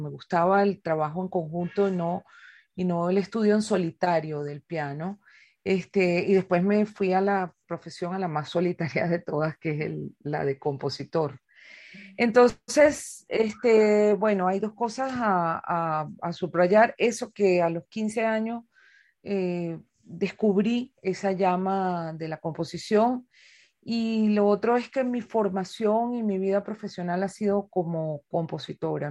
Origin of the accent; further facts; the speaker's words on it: Caracas, Capital District, Venezuela; la ciudad de Caracas, que es la ciudad donde yo nací y como con frecuencia digo, en la ciudad donde vivo por elección